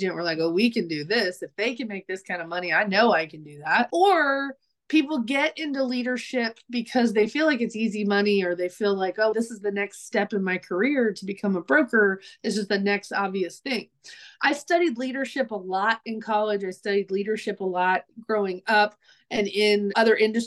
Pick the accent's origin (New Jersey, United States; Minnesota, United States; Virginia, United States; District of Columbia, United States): Virginia, United States; Virginia Beach; moved away as an adult; also born or lived in South Carolina / North Carolina; now in Franklin, Tennessee, United States; I'm from Virginia. Originally, I grew up in Virginia Beach.